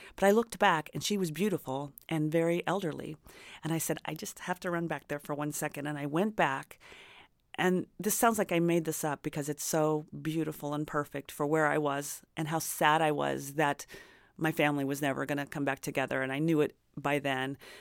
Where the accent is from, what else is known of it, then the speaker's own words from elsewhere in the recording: Indiana, United States; now in Los Angeles, United States; I grew up in Indiana